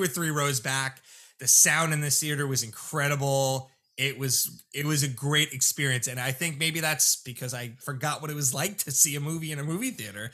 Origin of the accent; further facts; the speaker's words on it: Lindenhurst, South Shore, New York, United States; where I grew up in Lyndhurst on the South Shore